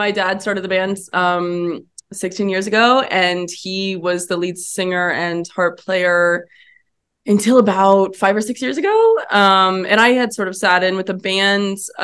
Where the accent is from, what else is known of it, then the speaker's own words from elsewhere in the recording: Bloomington, Indiana, United States; also born or lived in Boston; I am from Bloomington. I was born in Boston, but I've been here since I was about 3 years old